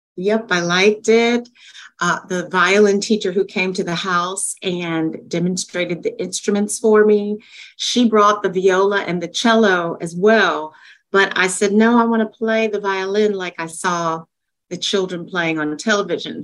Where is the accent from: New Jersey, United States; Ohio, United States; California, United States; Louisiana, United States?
Louisiana, United States; Shreveport; I was the first Black person in the Suzuki violin program in my hometown